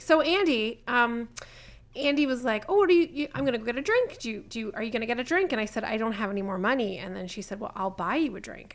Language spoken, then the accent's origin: English; Southern Ontario, Canada; I'm from Southern Ontario